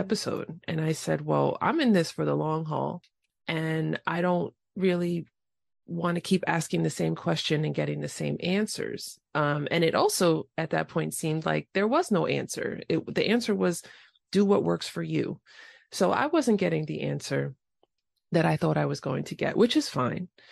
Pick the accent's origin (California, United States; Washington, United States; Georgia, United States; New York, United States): New York, United States; New York City; first language English; I grew up in the Bronx